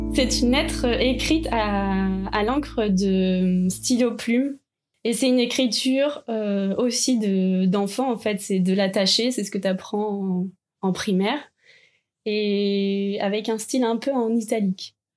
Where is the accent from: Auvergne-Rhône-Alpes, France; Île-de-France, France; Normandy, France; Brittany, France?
Normandy, France; Calvados; j'habitais dans le Calvados avec mes parents